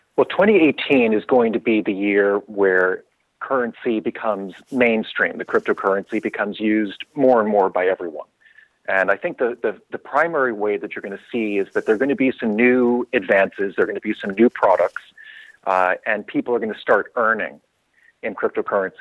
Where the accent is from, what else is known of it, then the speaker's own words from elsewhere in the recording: New York City, New York, United States; I'm originally from New York City myself.